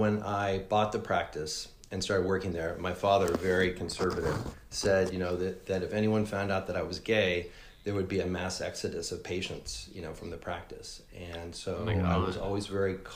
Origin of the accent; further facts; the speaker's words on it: Danville, California, United States; also born or lived in Oakland; I was raised in the East Bay of the Bay Area in a town called Danville, nice suburban town